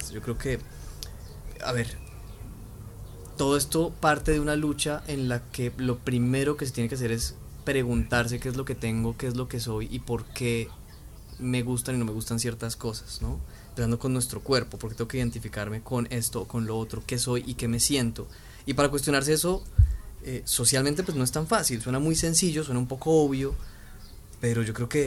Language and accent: Spanish; Colombia; pocas veces nos hemos puesto a preguntarnos qué somos colombianos, qué, somos, qué es lo que significa ser colombiano, eh, darle valor al ser colombiano, entender nuestra historia, el de dónde venimos